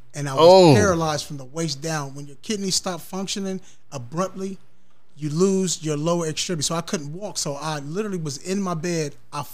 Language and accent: English; Columbus, Ohio, United States; South High School. Graduated from there.